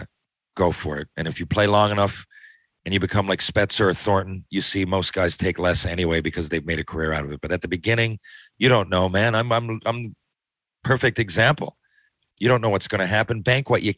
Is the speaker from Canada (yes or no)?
yes; Canada; I'm from Canada